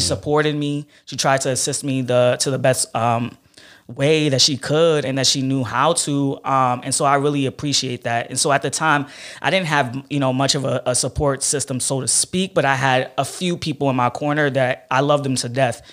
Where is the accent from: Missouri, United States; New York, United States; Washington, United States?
New York, United States; New York City; I grew up in Flatbush, um, and I, I stayed, my family stayed in that area till I about, uh, eleven years old